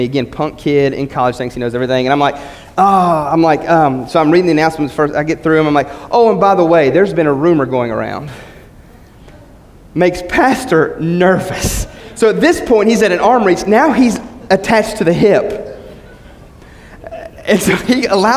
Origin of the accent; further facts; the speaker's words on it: West Virginia, United States; growing up in West Virginia, going to a little small church